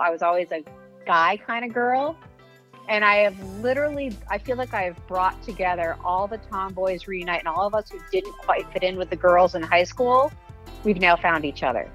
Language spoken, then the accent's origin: English; Weston, Massachusetts, United States; moved away as an adult; also born or lived in Los Angeles; Weston, Mass, is okay. where I grew up